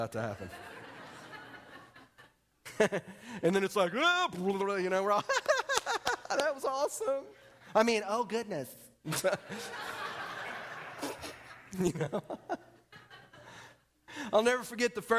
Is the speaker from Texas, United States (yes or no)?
yes; Texas, United States; moved away; I'm from Texas